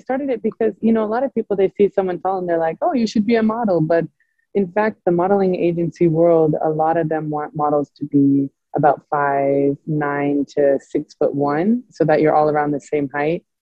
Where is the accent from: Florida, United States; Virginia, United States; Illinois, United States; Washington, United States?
Washington, United States; Pullman; also born or lived in Colorado, United States; So I grew up in Pullman, Washington, but I was born in Colorado. But everyone always thinks I'm like from Europe.